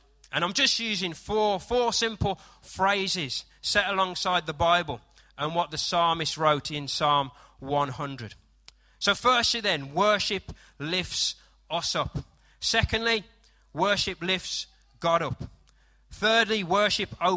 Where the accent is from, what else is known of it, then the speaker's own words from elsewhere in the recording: United Kingdom; I am British